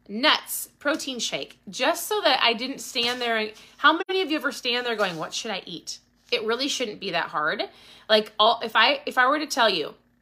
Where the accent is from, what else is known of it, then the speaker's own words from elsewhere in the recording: Minnesota, United States; I'm from Minnesota